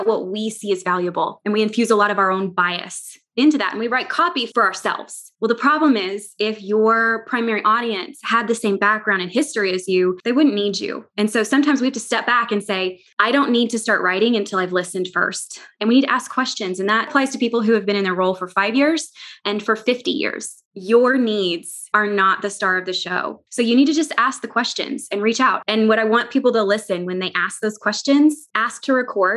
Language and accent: English; near Hot Springs, Arkansas, United States; I grew up down near Hot Springs